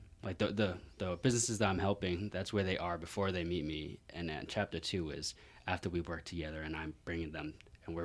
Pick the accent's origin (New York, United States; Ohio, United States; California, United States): New York, United States; New York City; moved away as an adult; now in Las Vegas, United States; I'm from New York City, like born and raised